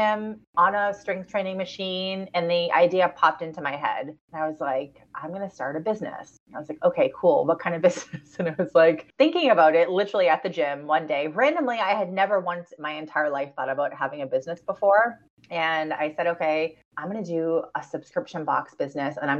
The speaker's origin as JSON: {"language": "English", "town": "Boston", "region": "Massachusetts", "country": "United States", "said": "I'm from Boston"}